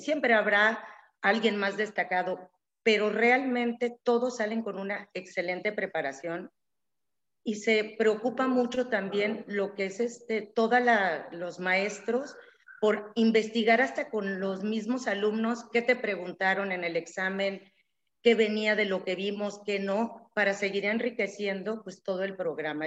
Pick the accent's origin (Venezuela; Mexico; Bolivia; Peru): Mexico; Tabasco; also born or lived in Mexico City; tanto mi esposo como yo somos tabasqueños